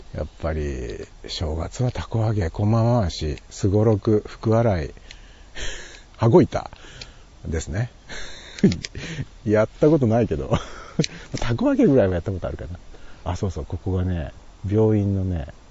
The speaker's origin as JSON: {"language": "Japanese", "town": "Toki", "region": "Gifu", "country": "Japan", "tie": "born or raised there", "also_born_or_lived": "Nagoya", "moved": "as an adult", "lives_now": "Nagakute, Japan", "said": "地元で生まれ育っていながら"}